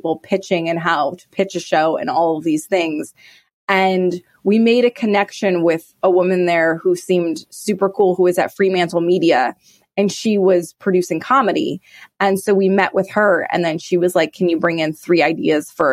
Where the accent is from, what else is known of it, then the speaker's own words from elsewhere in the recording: Montana, United States; moved away; also born or lived in Madison, Wisconsin; Growing up in Montana, there was just so much theater.